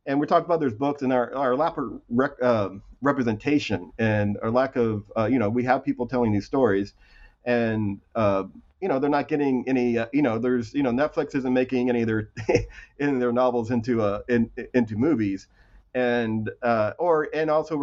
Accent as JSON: {"language": "English", "town": "Ramona", "region": "California", "country": "United States", "also_born_or_lived": "North Texas", "said": "I'm from Southern California, North Texas, mostly from a little town called Ramona, California"}